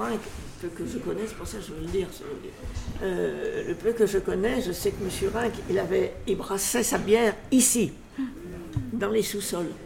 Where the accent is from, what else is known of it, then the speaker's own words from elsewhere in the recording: Lyon, Auvergne-Rhône-Alpes, France; moved away as an adult; je suis partie à la campagne et nous sommes revenus en 1945 rue de la Charité.